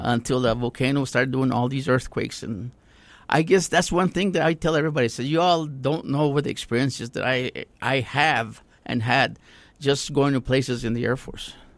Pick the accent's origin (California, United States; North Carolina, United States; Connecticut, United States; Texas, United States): Texas, United States; Socorro; also born or lived in Alamogordo / Santa Teresa; I was born and raised in Socorro. Went to Socorro High School